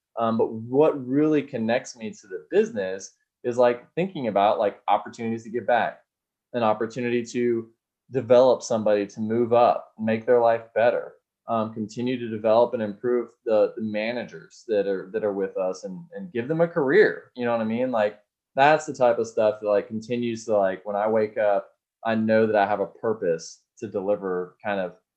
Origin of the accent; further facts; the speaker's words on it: Austin, Texas, United States; I'm from Austin